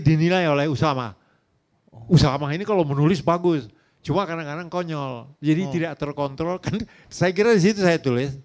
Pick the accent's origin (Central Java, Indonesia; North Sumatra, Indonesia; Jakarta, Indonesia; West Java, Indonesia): North Sumatra, Indonesia; Tanjung Balai; moved away; saya dari kota kecil itu, kota kabupaten, 150 kilo dari uh, Medan, Tanjung Balai